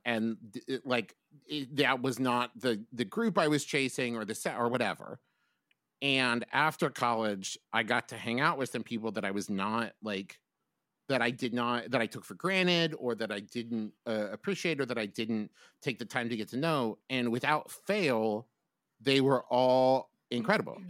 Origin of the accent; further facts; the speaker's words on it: West Virginia, United States; moved away as an adult; also born or lived in Oklahoma; I was from West Virginia